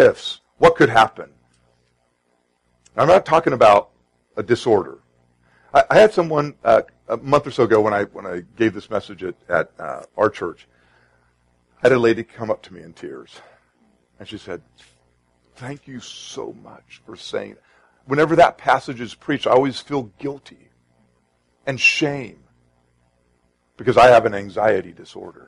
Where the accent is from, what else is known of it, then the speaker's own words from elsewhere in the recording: Sacramento, California, United States; now in Arizona, United States; I grew up in Sacramento